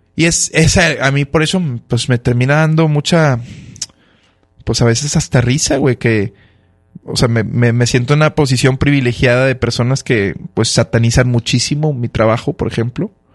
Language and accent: Spanish; Monterrey, Nuevo León, Mexico; also born or lived in Mexico City; quienes son los grandes pioneros en, mi tierra